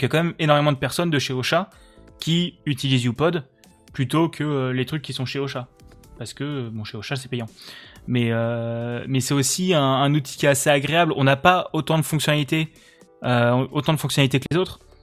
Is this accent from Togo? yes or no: no; Alsace, Grand Est, France; je suis euh, euh, alsacien.